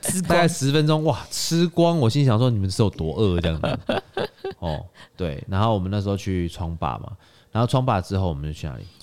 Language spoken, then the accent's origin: Chinese; Taiwan; 像我们台湾人是亚热带区嘛